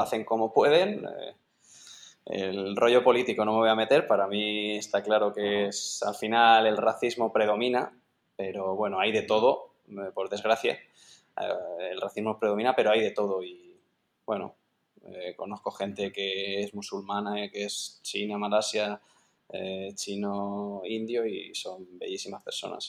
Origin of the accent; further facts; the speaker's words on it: Sepúlveda, Castile and León, Spain; su pueblo, en, Sepúlveda, que este, en Segovia, que vamos, estoy orgullosísimo de, que también sea mi pueblo